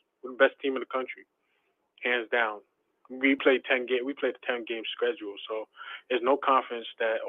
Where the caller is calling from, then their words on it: Brooklyn, New York, United States; from Brooklyn.